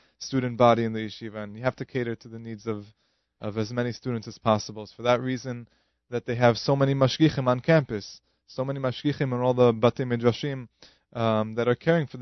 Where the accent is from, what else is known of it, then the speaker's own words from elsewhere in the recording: New York City, New York, United States; I'm originally from Queens